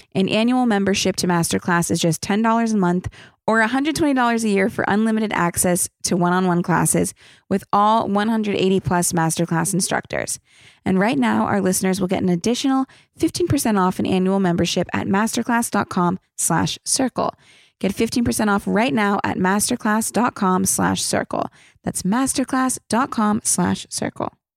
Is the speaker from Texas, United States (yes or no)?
no; Los Angeles, California, United States; I was born here